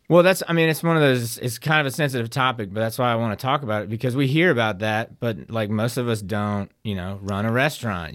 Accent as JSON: {"language": "English", "town": "Denton", "region": "Texas", "country": "United States", "tie": "born or raised there", "moved": "yes", "lives_now": "Hattiesburg, United States", "said": "I was born in Denton"}